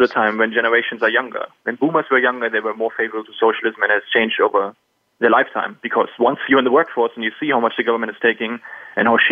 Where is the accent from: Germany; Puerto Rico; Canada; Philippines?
Germany; English is a second language; moved away as an adult; also born or lived in Silver Spring, Maryland / Turkey / Argentina / London; growing up in Germany